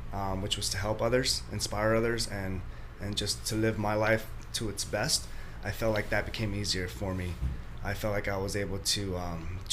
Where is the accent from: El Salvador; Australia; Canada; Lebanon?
El Salvador; moved away; I'm from El Salvador, so my family from El Salvador